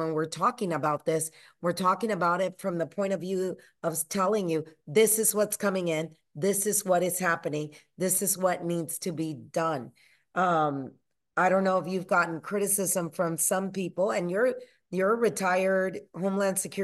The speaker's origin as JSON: {"language": "English", "country": "Panama", "moved": "yes", "said": "I'm from Panama originally."}